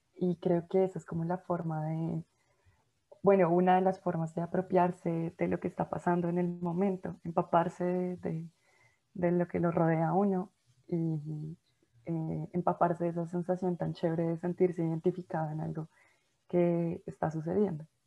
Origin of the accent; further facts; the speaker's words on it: Bogotá, Colombia; uno como bogotano o como colombiano